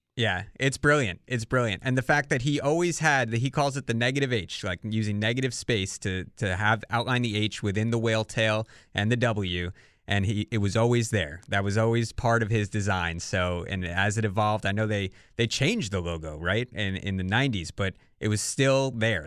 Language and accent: English; New Jersey, United States; moved away as an adult; now in Connecticut, United States; growing up in New Jersey